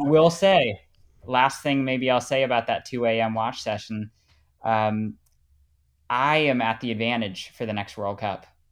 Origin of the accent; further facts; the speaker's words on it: United States; moved away as an adult; now in Austria; being the only American that I know